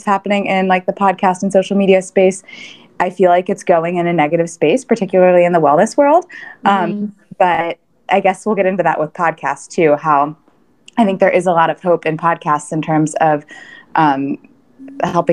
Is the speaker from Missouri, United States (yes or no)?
yes; Kansas City, Missouri, United States; moved away as an adult; also born or lived in New York City; I grew up in Kansas City, and I was here for, again, all of my childhood, lived in the same house